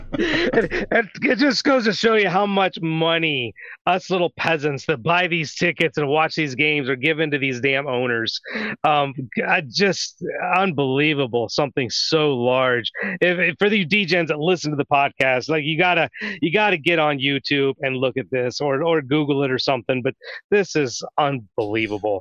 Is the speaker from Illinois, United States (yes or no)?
no; Ohio, United States; I grew up in Ohio